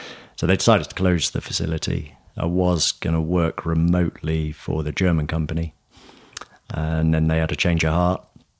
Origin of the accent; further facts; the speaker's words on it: Newbury, South East England, United Kingdom; moved to a company in my hometown in Newbury.